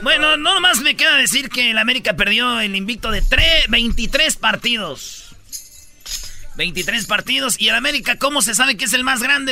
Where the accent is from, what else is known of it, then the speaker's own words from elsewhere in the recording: Mexico; me gustaría dejar de ser mexicano